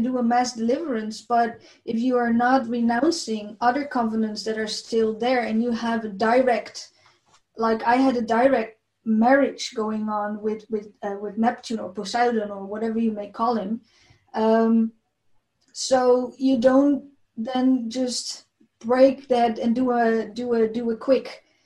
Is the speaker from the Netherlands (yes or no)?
yes; Netherlands; I came from the Netherlands, and the Netherlands is a country, a big part of the Netherlands is actually under the sea level